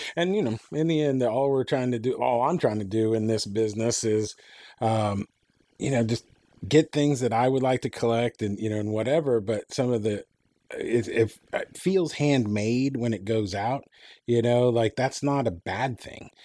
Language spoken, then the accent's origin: English; Enid, Oklahoma, United States; I lived at my hometown, shout out, had, uh, Vance Air Force Base